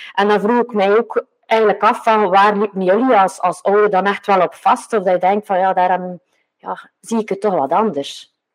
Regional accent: Westhoek, Flanders, Belgium; ik kom een beetje van de Westhoek

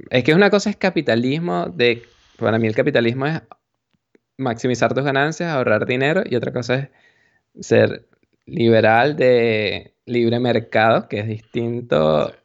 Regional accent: Venezuela; yo no puedo ser socialista o progresista porque vengo de Venezuela y eso lo odio

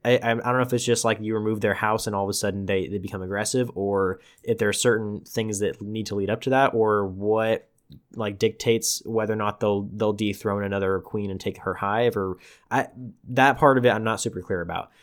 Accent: Tulare, California, United States; my hometown, Tulare

